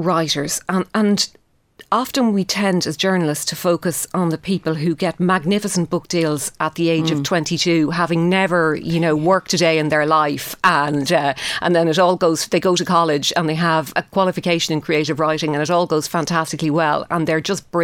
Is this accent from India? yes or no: no; Shannon, Munster, Ireland; moved away as an adult; also born or lived in England; now in Dublin, Ireland; growing up in Shannon